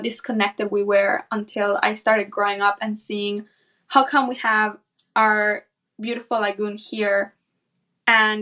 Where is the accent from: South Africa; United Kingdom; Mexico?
Mexico; San Pedro Tultepec, State of Mexico; I was born and raised in central Mexico in a small town called San Pedro Tultepec, which is situated about 40 minutes west from Mexico City.